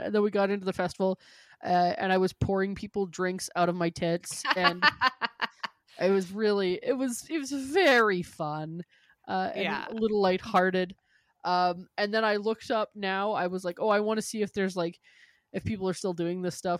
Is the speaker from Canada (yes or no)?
yes; Canada; I go, we're from Canada.